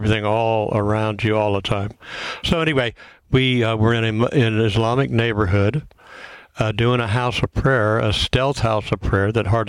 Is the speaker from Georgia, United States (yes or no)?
no; Fort Lauderdale, Florida, United States; moved away; also born or lived in Redding, California; I grew up in Fort Lauderdale and been living in Redding, California for 20 years.